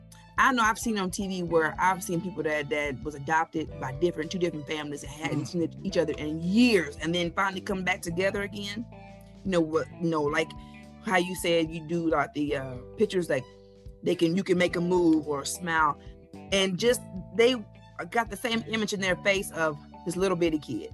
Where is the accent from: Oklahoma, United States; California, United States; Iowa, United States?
Oklahoma, United States; Enid; I'm from Enid, Oklahoma